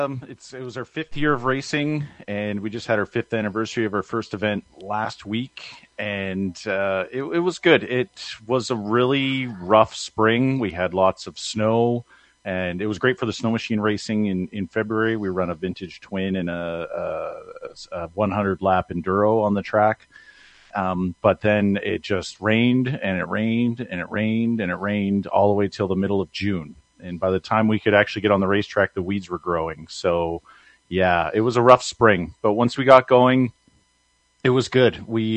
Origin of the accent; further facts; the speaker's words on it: Emo, Ontario, Canada; So I'm originally from Emo Speedway. If people who've listened to me be interviewed through you before